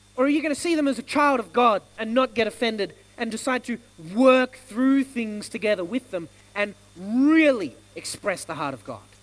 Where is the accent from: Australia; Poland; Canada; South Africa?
Australia; I'm born in Australia, so I'm Australian